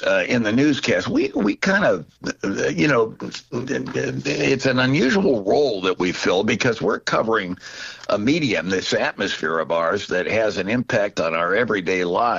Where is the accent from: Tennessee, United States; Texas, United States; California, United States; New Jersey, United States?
New Jersey, United States; also born or lived in Pittsburgh, Pennsylvania / Aurora, Illinois; now in Chicago, United States; as a kid growing up in New Jersey